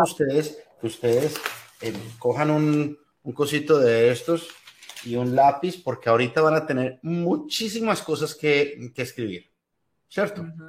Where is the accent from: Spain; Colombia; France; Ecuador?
Colombia; moved away as an adult; now in United States; soy de Colombia, llevo acá en los Estados Unidos ya más de 20 años